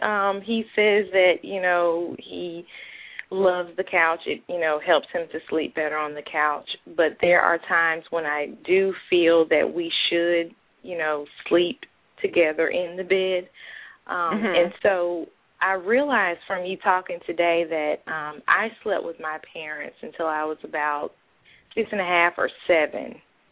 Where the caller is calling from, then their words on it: Birmingham, Alabama, United States; I'm calling from Birmingham, Alabama.